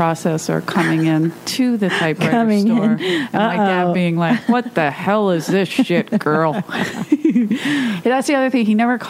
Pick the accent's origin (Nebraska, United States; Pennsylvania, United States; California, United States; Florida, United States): Pennsylvania, United States; Philadelphia; moved away as an adult; now in Los Angeles, United States; I grew up in South Philly.